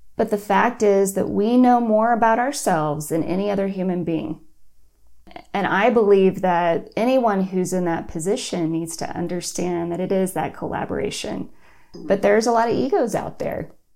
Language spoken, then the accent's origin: English; Austin, Texas, United States; moved away; I'm from Austin, so I wanted to move home